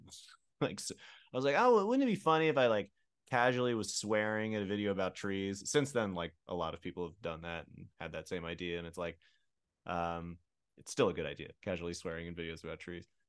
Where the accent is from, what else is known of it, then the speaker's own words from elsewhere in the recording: Pennsylvania, United States; I grew up in a ner, uh, in a rural area about an hour west of Philadelphia.